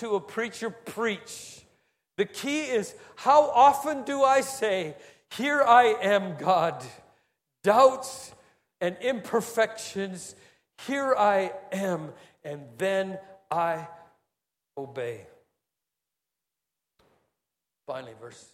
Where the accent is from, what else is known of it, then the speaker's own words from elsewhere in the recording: Singapore; we're Singaporean.